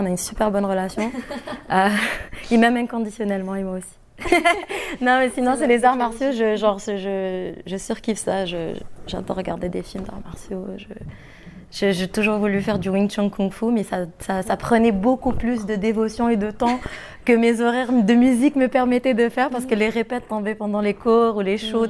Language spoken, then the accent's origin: French; Algeria; moved away; Je viens de l'Algérie